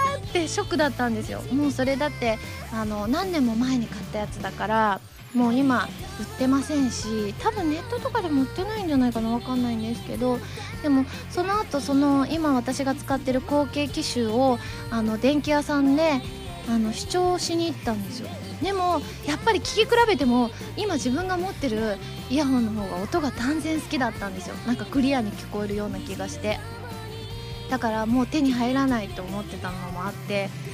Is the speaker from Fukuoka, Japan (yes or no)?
no; Gunma, Japan; 群馬県出身なんですけれども